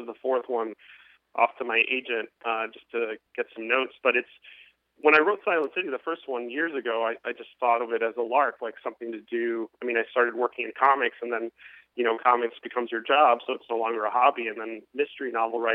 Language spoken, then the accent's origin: English; Miami, Florida, United States; my hometown, Miami